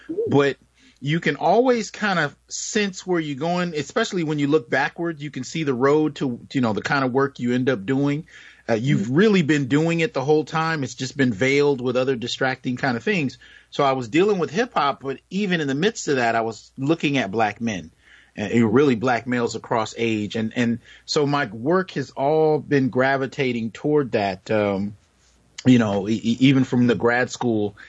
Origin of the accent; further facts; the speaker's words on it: New York City, New York, United States; I was born in Brooklyn, New York in you know, the early 70s